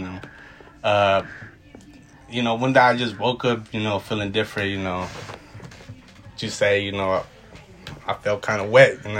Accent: Bend, Oregon, United States; now in Portland, United States; I grew up in Bend, Oregon. I moved to Portland, Oregon.

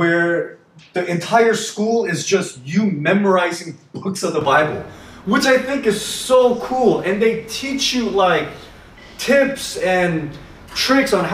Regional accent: Miami, Florida, United States; moved away; growing up in Miami, our, you know, we had two supermarkets that we went

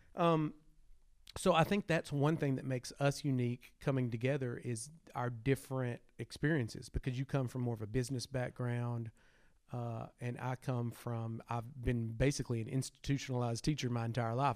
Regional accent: Arkansas, United States; born and raised in Arkansas

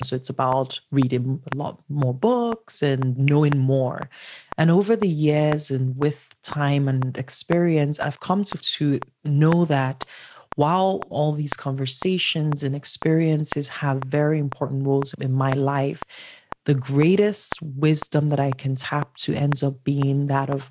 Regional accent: Enugu, Enugu State, Nigeria; Nigeria, born and raised in Enugu, which is a small town of 4 million

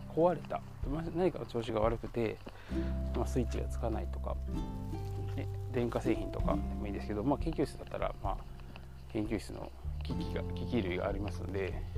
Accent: Kansai, Japan; 僕とかは結構もともと一応関西人

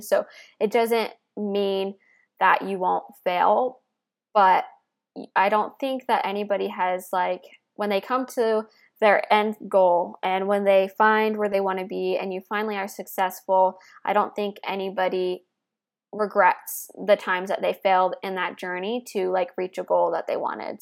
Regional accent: Midwest, United States; I grew up in the Midwest

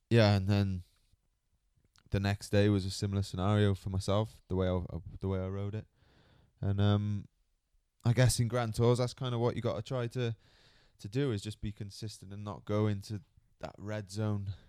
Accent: Cardiff, Wales, United Kingdom; Yeah, it's taken me a few years to get used to it, growing up in Cardiff.

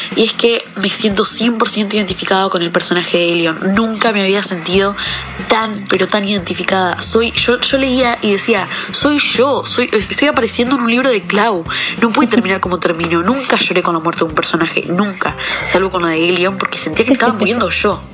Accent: Argentina; soy de Argentina

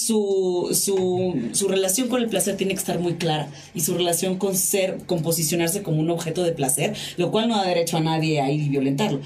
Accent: Tijuana, Baja California, Mexico; Yo soy de Tijuana, Baja California, vivo allá

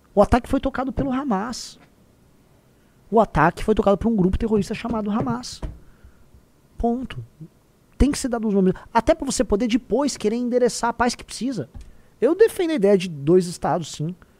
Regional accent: Brazil; now in São Paulo, Brazil

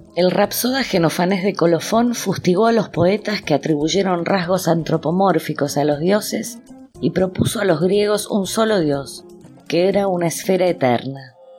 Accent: Argentina; con mis propias percepciones como argentina

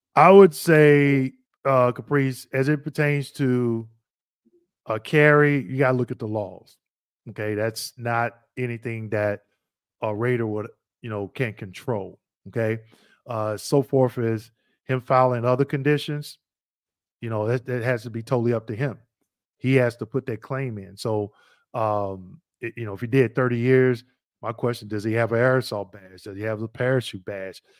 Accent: Missouri, United States; I'm originally from Missouri

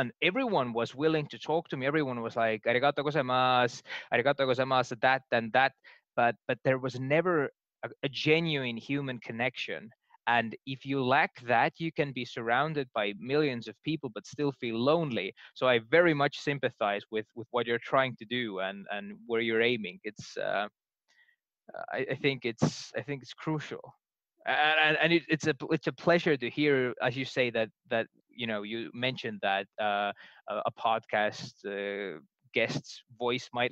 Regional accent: Estonia; I'm from Estonia

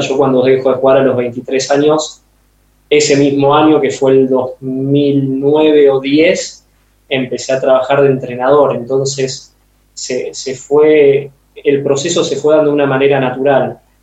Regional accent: Argentina; moved away; vengo del fútbol de Argentina y, como futbolero y entrenador me crié y aprendí ahí.

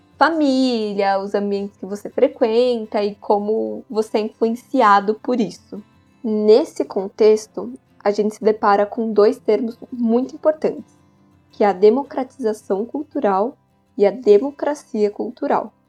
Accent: São Paulo, Brazil; Eu sou de São Paulo e sou estudante do quarto ano das artes cênicas na Unicamp.

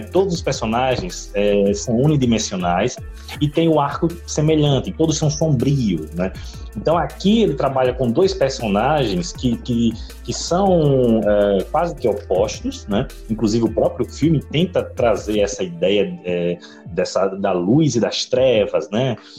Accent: Maceió, Alagoas, Brazil; now in Recife, Brazil; da minha terra natal, Maceió, Alagoas

